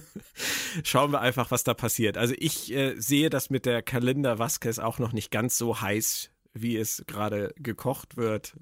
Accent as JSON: {"language": "German", "region": "Schleswig-Holstein", "country": "Germany", "said": "hier bei uns in Schleswig-Holstein"}